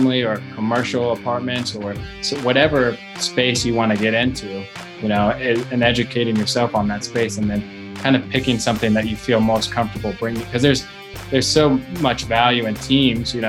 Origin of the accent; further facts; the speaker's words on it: Cincinnati, Ohio, United States; I was born and raised in Cincinnati, Ohio